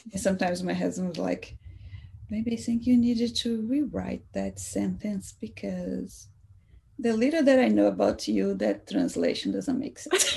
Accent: Salvador, Bahia, Brazil; also born or lived in Seattle area; now in Seattle, United States; I'm from Salvador, Brazil

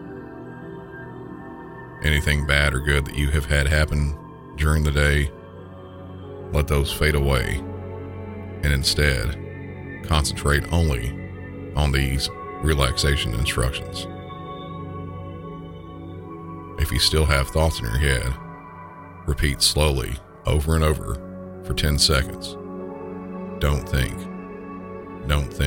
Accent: Southern United States, United States; accent: Southern; in my normal Southern accent

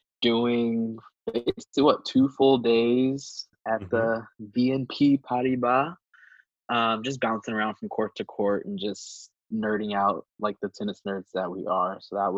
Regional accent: Los Angeles, California, United States; I'm from Los Angeles, born and raised here. I am 29 years old.

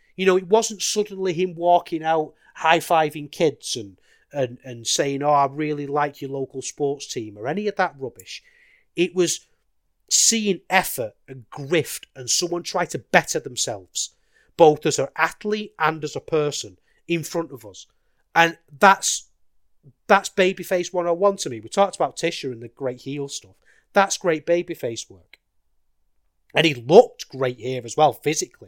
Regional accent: United Kingdom; as a British wrestling fan

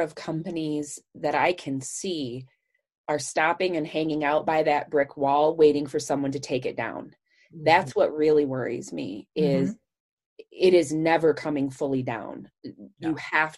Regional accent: Michigan, United States; moved away; I'm from Michigan

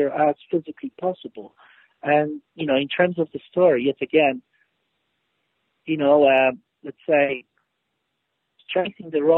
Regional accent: Poland; moved away as an adult; now in United Kingdom; I grew up in Poland. I'm Polish. I haven't lived in Poland for almost 30 years now. And I, you know, I've lived in the UK for 18 years

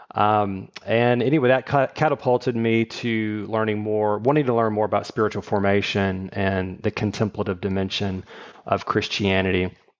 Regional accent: Shreveport, Louisiana, United States; also born or lived in Texas / Virginia; now in Houston, United States; I grew up in Shreveport

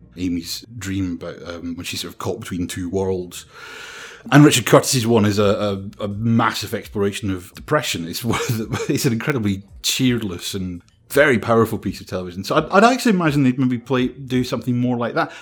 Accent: Scotland, United Kingdom; being Scottish

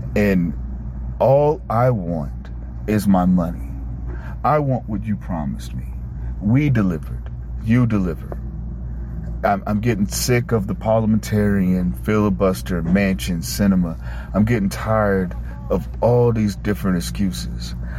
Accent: United States; As a black man in America

